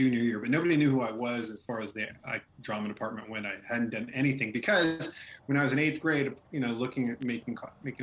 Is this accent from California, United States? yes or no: yes; Manteca, California, United States; also born or lived in Chicago, United States; now in Indiana, United States; I grew up in Manteca